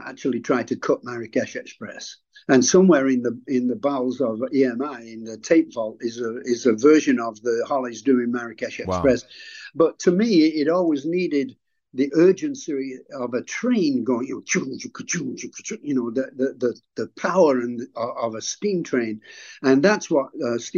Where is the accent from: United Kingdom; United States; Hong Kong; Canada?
United Kingdom; England; being English